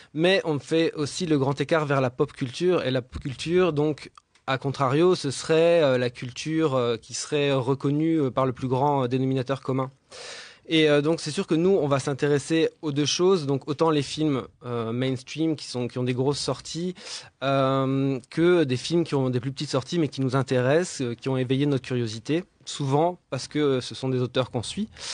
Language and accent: French; France; now in Brussels, Belgium; J'habite Bruxelles. Je ne suis ah pas bruxellois. Enfin bon, si je suis bruxellois. Je suis français